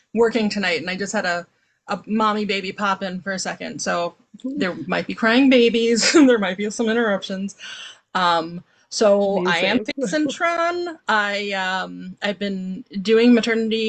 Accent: Maryland, United States; now in Chicago, United States; We lived in Maryland

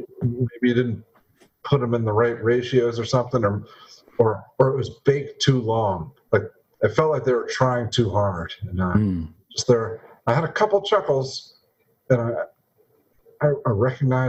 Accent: Louisiana, United States; also born or lived in Mississippi; I grew up in Louisiana and Mississippi

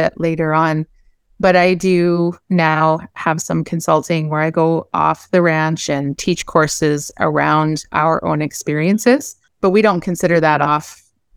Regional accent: Montana, United States; moved away as an adult; now in Meadow Lake, Canada; We moved here from Montana. I'm originally from the States.

